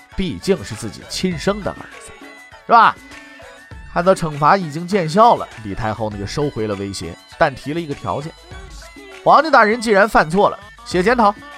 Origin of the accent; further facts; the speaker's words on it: Northeast China, China; 我们东北那边